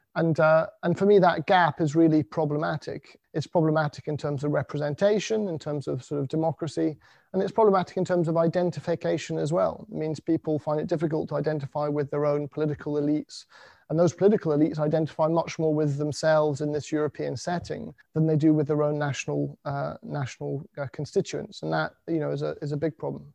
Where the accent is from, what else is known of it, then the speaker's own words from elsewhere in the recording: United Kingdom; being British